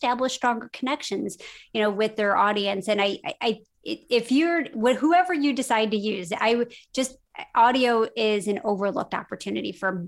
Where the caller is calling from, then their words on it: Carmel, Indiana, United States; I am actually in Carmel, Indiana. So it's not Carmel by the sea. It is Carmel by the corn.